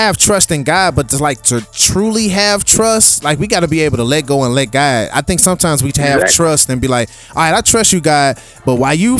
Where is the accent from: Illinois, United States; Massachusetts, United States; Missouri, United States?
Missouri, United States; St. Louis; I'm from born and raised in St. Louis.